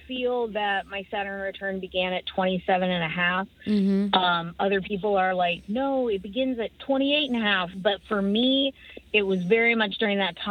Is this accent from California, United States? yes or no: yes; Humboldt County, California, United States; I live in Humboldt County. I'm from Humboldt County.